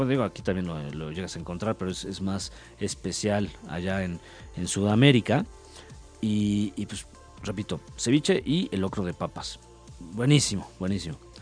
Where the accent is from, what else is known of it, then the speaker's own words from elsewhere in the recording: Mexico; yo soy mexicano